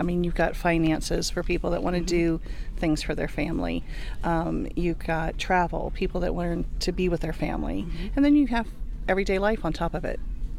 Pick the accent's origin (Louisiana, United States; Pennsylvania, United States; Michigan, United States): Louisiana, United States; New Orleans; I am from New Orleans, Louisiana